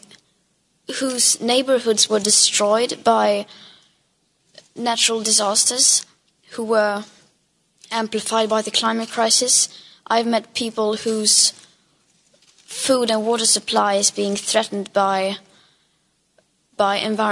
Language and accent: English; Sweden; I am from Sweden. It's a small country